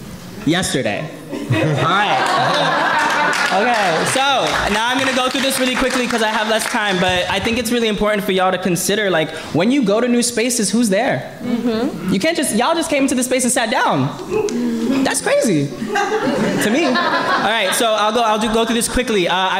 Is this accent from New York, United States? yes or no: yes; New York City, New York, United States; born and raised in Bushwick. Second oldest of five to a mother who raised us with under $10,000 a year.